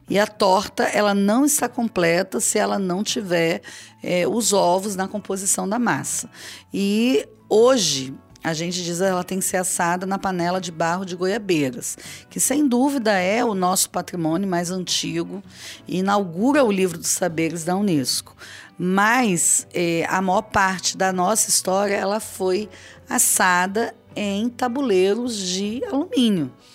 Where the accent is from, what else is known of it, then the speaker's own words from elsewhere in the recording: Cariacica, Espírito Santo, Brazil; eu cresci em Cariacica